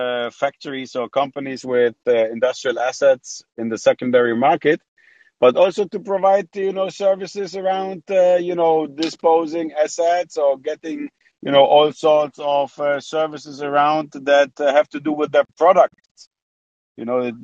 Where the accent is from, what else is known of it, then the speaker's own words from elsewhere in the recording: Germany; moved away as an adult; also born or lived in Poland / United Kingdom / Saudi Arabia; now in Amsterdam, Netherlands; So I was born in Poland. I moved to Germany when I was six. Grew up in Germany